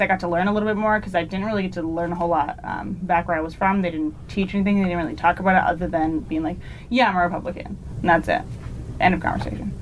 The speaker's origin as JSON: {"language": "English", "town": "Huntsville", "region": "Arkansas", "country": "United States", "moved": "as an adult", "said": "I'm from Huntsville, Arkansas."}